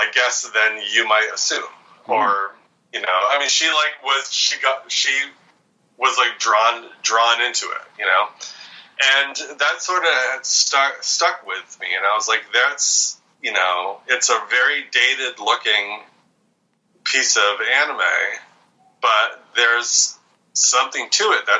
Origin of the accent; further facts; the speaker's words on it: Vermont, United States; where I grew up in Vermont